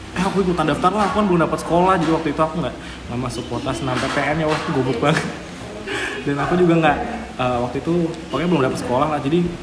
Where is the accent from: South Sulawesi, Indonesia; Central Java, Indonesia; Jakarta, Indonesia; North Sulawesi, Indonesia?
Central Java, Indonesia; Kendal; moved away as an adult; now in Yogyakarta, Indonesia; aku tuh orang Kendal